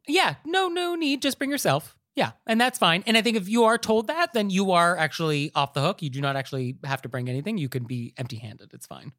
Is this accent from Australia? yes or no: no; United States; as an American society